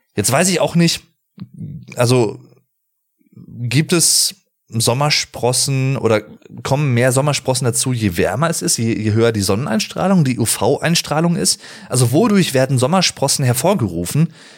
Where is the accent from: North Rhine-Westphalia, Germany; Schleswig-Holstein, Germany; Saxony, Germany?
North Rhine-Westphalia, Germany; Arnsberg; Ich komme aus dem Sauerland, aus dem schönen Arnsberg.